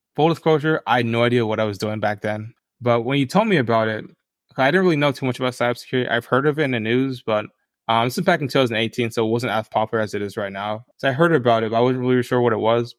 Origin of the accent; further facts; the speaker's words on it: Tampa, Florida, United States; moved away; I grew up in Tampa, Florida. That's where I'm from originally